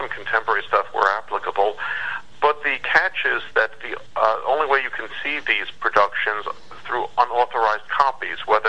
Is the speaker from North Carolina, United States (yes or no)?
no; New York City, New York, United States; I grew up in New York City